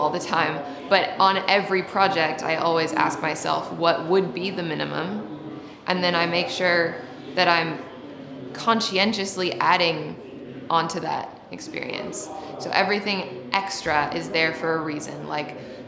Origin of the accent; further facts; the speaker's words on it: Seattle, Washington, United States; moved away; I'm from Seattle originally